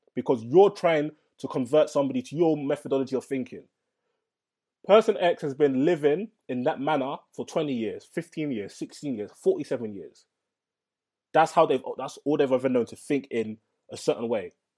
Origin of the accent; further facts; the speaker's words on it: London, United Kingdom; I'm from London